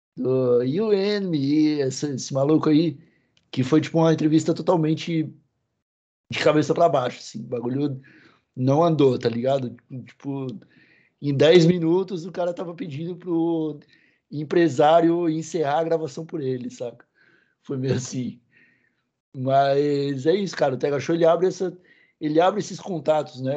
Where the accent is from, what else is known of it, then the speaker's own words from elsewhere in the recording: Santa Catarina, Brazil; A gente, a gente é sulista